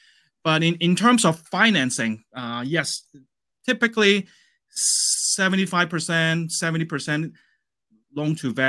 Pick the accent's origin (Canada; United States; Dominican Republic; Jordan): Canada; And as a Canadian, we actually have banks locally in Canada that they lend us money to buy properties in the States as well.